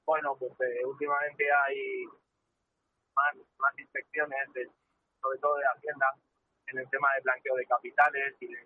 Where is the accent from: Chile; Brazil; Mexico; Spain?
Spain; Madrid, Community of Madrid; yo nací en Madrid.